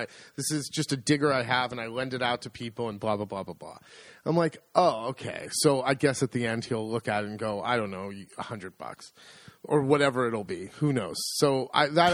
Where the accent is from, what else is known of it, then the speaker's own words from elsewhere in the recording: United States; moved away as an adult; now in Italy; I'm an American. I'm a foreigner